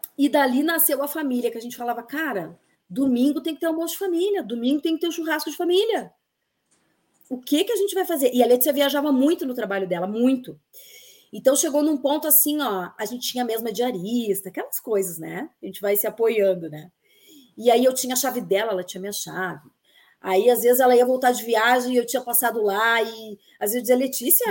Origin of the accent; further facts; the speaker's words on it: Bento Gonçalves, Rio Grande do Sul, Brazil; moved away as an adult; also born or lived in Caxias do Sul; now in Brasília, Brazil; eu sou de Bento Gonçalves, nascida em Bento Gonçalves